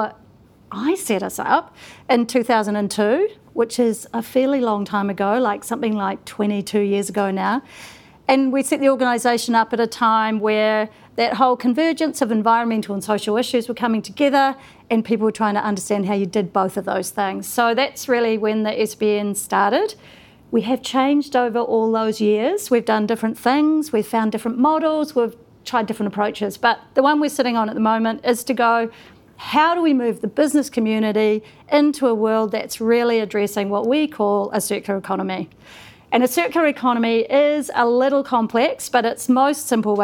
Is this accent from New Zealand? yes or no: yes; Auckland, New Zealand; I grew up in Tamaki Makaurau